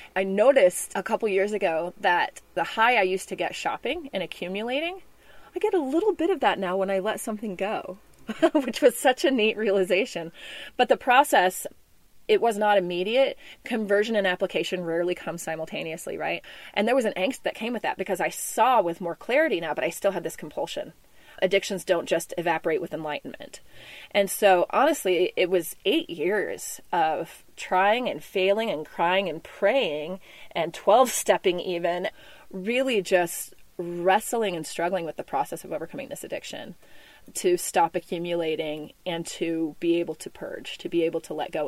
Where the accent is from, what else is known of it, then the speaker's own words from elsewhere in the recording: Memphis, Tennessee, United States; moved away; also born or lived in Texas / Sonoran Desert; I was born in Texas, but I grew up in Memphis, Tennessee